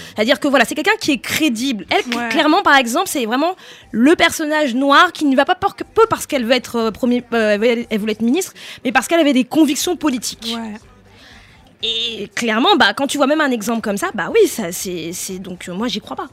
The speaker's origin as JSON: {"language": "French", "country": "France", "said": "on est français"}